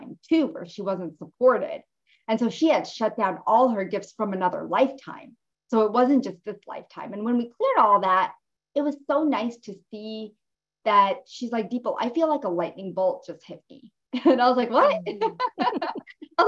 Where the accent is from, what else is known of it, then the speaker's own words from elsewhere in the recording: Jersey City, New Jersey, United States; I grew up in Jersey City